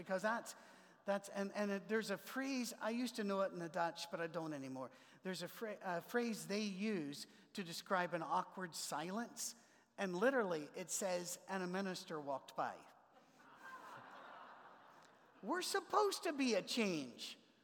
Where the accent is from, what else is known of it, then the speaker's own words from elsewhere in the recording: Scotland, United Kingdom; moved away; also born or lived in Ohio; I'm a Scotsman